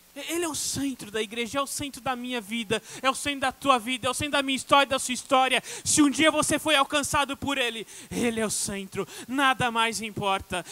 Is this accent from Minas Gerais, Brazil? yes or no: yes; Minas Gerais, Brazil; Eu falo assim, como mineiro, desse de mineiro que eu sou.